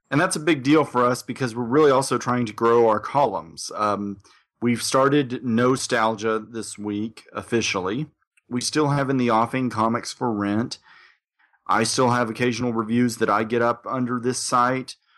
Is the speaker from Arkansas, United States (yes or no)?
yes; Little Rock, Arkansas, United States; my hometown